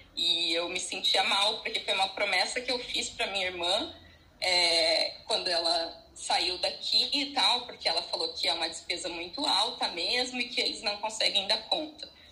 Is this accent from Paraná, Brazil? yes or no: yes; Curitiba, Paraná, Brazil; also born or lived in São Paulo; eu sou de Curitiba, né, e eu fui morar em São Paulo